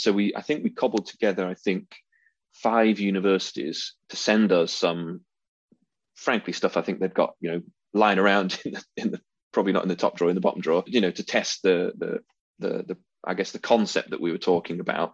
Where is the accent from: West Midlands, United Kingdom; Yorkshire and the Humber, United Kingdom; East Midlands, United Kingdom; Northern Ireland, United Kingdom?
East Midlands, United Kingdom; Derbyshire; moved away as an adult; also born or lived in London / Moscow; now in Sheffield, United Kingdom; I was, actually born in Sheffield, but grew up in Derbyshire